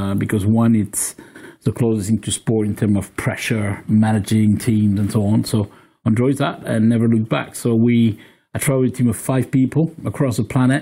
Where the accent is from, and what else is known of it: France; English is a second language; now in United Kingdom